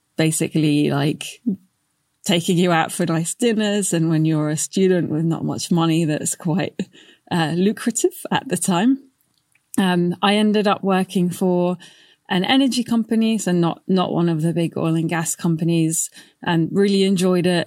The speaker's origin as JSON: {"language": "English", "town": "Baghdad", "region": "Baghdad Governorate", "country": "Iraq", "tie": "born or raised there", "moved": "yes", "said": "I'm from Iraq originally. I was born in Baghdad, and I remember having power cuts as a kid."}